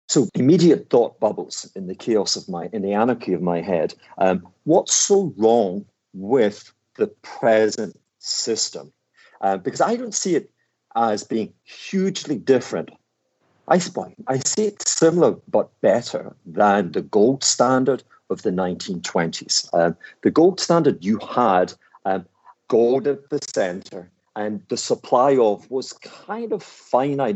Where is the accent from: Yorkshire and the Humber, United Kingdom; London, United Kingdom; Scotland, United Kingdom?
Scotland, United Kingdom; Glasgow; I am this Glaswegian thug